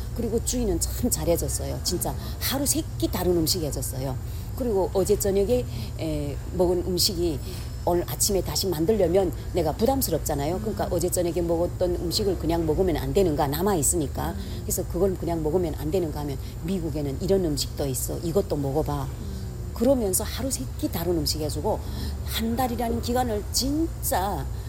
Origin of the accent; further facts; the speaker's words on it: North Korea; moved away as an adult; now in Los Angeles, United States; 우리 그 우리 북쪽에는 날씨가 추워서 딸기란 건 구경도 못했어요